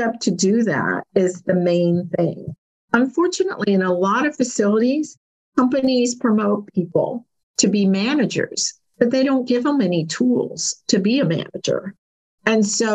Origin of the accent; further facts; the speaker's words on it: Kentucky, United States; I'm from Kentucky.